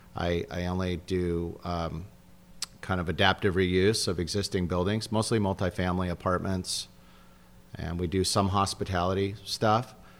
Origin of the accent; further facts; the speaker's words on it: San Diego, California, United States; also born or lived in Los Angeles / Del Mar; I grew up in, I'm a native San Diego.